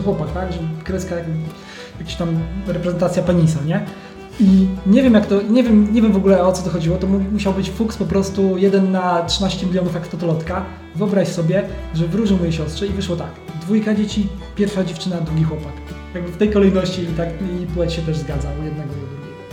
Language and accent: Polish; Poland; my jesteśmy z Polski